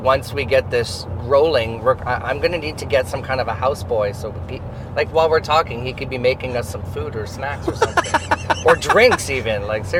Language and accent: English; Amherst, Quebec, Canada; while I am French, I'm born and raised in Amherst, Quebec